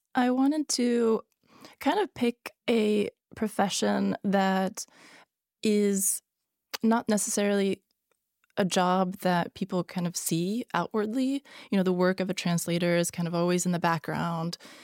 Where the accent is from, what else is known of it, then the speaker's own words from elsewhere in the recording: Sweden; first language Hungarian; English is a second language; also born or lived in Hungary; born in Hungary, but I grew up in Sweden